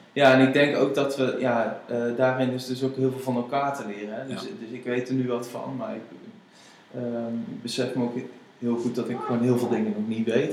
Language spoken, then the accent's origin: Dutch; Netherlands; als Nederlanders